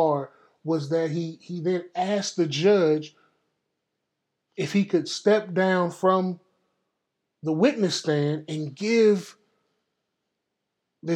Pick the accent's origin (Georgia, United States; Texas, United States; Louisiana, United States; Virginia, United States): Texas, United States; Dallas, Texas, my home state, Texas